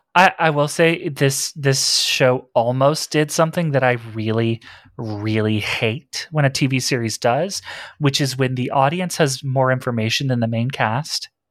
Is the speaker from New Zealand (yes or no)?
no; Texas, United States; I'm from Texas